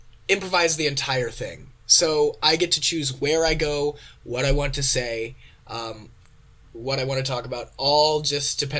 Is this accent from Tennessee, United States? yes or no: no; Illinois, United States; moved away as an adult; also born or lived in Van Nuys, California; now in California, United States; I was born here, and then we moved back to Illinois when I was 5